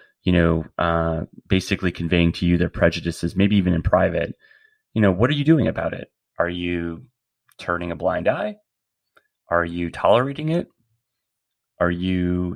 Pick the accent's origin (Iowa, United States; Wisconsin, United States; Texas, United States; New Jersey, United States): Wisconsin, United States; moved away; also born or lived in San Francisco; a young gay man growing up in Wisconsin, eventually moving to San Francisco